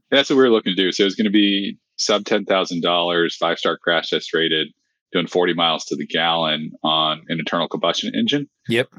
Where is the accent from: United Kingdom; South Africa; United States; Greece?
United States; small town in Texas; grew up in a super small town it's a thousand people